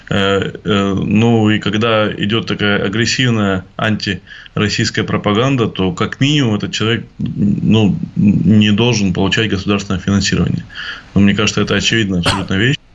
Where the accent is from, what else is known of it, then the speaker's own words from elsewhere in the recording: Russia; Россия – это моя страна, э, которую я люблю. Мне, э, я, я горжусь своей страной, мне приятно Э, э, что я россиянин